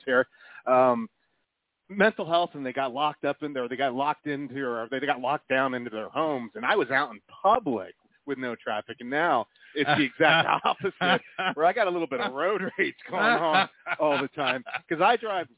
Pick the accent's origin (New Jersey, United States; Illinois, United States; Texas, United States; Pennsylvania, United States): Pennsylvania, United States; East Coast, about an hour and a half from Philly; now in Colorado, United States; growing up on the East Coast and growing up about an hour and a half from Philly and about an hour and 45 from New York City